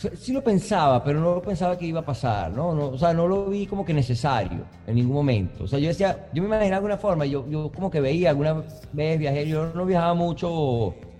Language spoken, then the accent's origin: Spanish; Caracas, Capital District, Venezuela; moved away; Nací en Caracas